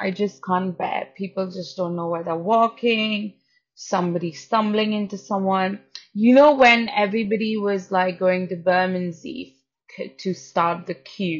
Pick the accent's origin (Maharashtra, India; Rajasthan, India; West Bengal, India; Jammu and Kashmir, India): Maharashtra, India; Pune; English is a second language; now in London, United Kingdom; because I came from Pune in India, and it's so populated that London seems like, all right, there are people.